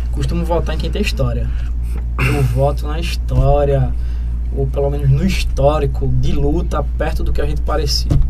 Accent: Itambé, Brazil; Paga imposto em Itambé, paga é.

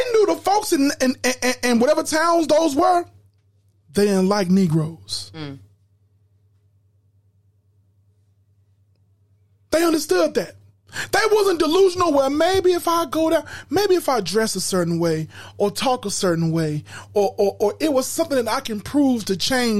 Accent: Chicago, Illinois, United States; we grew up in Chicago here

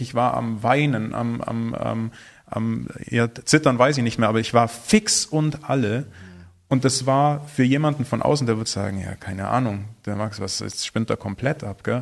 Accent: Germany; wir als, als Deutsche

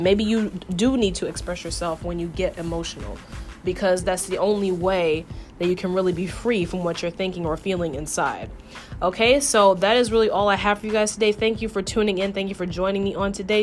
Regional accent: New York, United States; I'm born and raised in New York

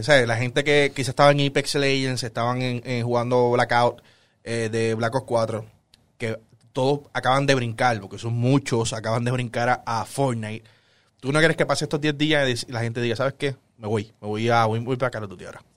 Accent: Puerto Rico; nosotros somos puertorriqueños, vivimos en Puerto Rico

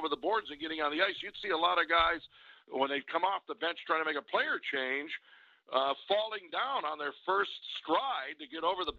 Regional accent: Detroit, Michigan, United States; moved away; I'm from Detroit

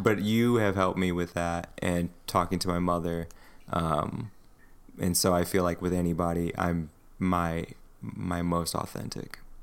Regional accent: United States; me as an American

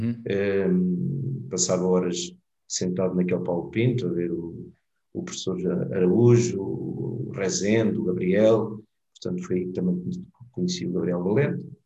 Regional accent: Mozambique; born there; Eu nasci em Moçambique, não sei se esta parte tu sabias

